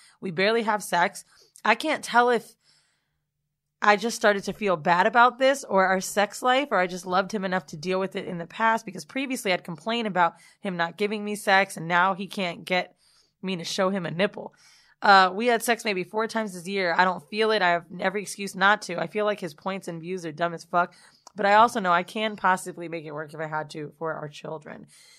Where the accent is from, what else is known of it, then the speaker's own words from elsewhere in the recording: Bronx, New York, United States; now in Arizona, United States; I'm from the Bronx, but currently live in Arizona.